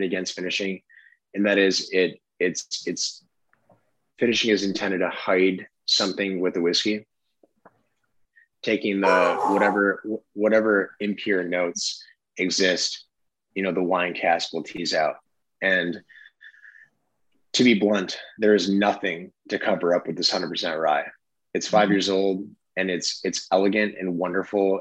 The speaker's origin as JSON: {"language": "English", "town": "Traverse City", "region": "Michigan", "country": "United States", "tie": "born or raised there", "said": "I'm born and raised in Traverse City, Michigan, which again is northern Michigan on the coast of Lake Michigan"}